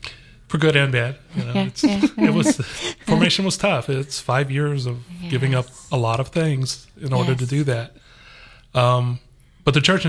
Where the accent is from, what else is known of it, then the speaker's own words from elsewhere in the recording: Los Angeles, California, United States; moved away as an adult; also born or lived in Texas; now in Atlanta, United States; I'm originally from Los Angeles, and we had moved from Los Angeles basically through Texas to here in the mid-90s.